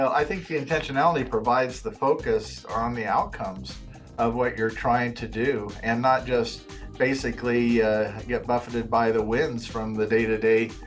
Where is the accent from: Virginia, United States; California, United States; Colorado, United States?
Colorado, United States; Fort Collins; I grew up in Fort Collins, so Fort Collins is my hometown